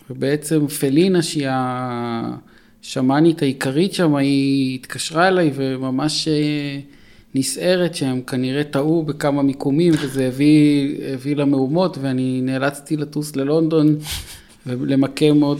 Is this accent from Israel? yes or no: no; Los Angeles, California, United States; כשהייתי ילד גדלתי ב-LA והייתי בגן ילדים יהודי שקראו לו עדת שלום.